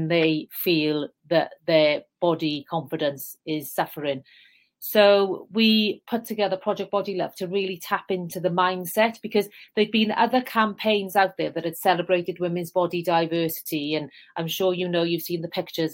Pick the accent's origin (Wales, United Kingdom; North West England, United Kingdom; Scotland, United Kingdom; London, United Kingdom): Wales, United Kingdom; South Wales Valleys, United Kingdom; accent: Welsh; moved away; So as you can tell, I have a Welsh accent. I'm from the South Wales Valleys, a very deprived area. In fact, the village next to the one I grew up in is officially the most deprived in the whole of the UK.